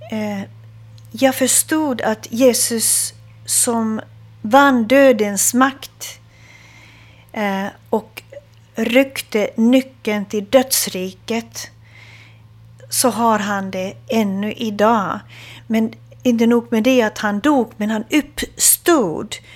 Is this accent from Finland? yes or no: yes; Hamina, Kymenlaakso, Finland; Eh, jag kommer från Fredrikshamn, var jag född. Eh, det är ehm, eh, känd som militärstad.